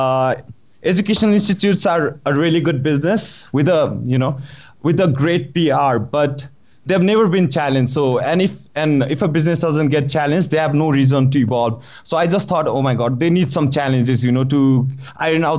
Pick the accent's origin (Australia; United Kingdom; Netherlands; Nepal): Nepal; moved away as an adult; also born or lived in United States; I was born and raised in Nepal, but I went to higher education in the United States.